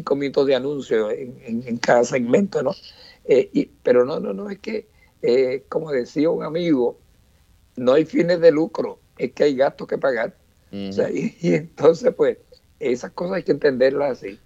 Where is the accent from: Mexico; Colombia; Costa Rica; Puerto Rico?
Puerto Rico; Orocovis; allá en mi pueblo de Gorocovi